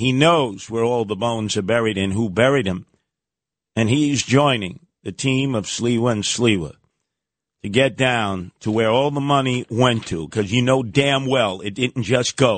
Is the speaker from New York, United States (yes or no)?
yes; New York City, New York, United States; I grew up in Canarsie.